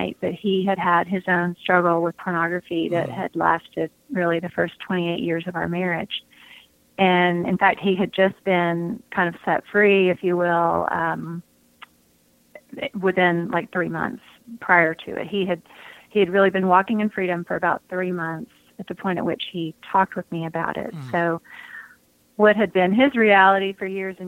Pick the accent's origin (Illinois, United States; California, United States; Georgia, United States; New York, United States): Georgia, United States; outside of Atlanta; I grew up outside of Atlanta